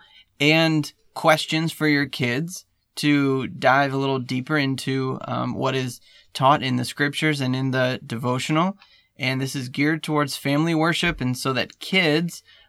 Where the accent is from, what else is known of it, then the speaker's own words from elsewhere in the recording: California, United States; moved away; growing up in California